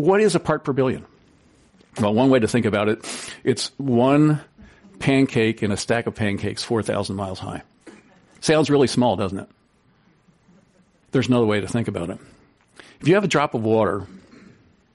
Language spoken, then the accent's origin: English; East Coast, United States; moved away; I grew up on the East Coast for a lot of my early life